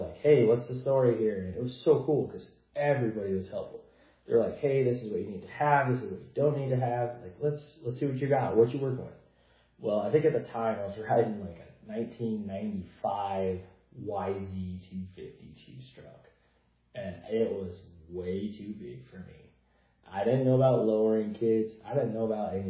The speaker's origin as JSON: {"language": "English", "region": "Idaho", "country": "United States", "tie": "born or raised there", "said": "here in my home state of Idaho."}